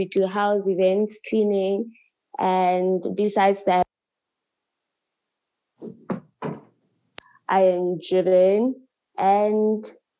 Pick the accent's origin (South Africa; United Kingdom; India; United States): South Africa; Tembisa, Gauteng; I am from Tembisa.